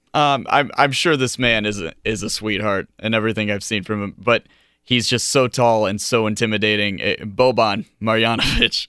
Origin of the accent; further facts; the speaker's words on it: Camarillo, California, United States; my hometown of Camarillo